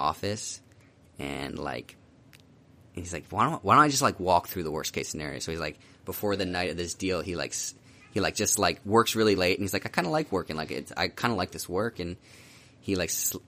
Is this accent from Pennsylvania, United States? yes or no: yes; Philadelphia, Pennsylvania, United States; moved away as an adult; also born or lived in Virginia / Southern California; I'm from Philly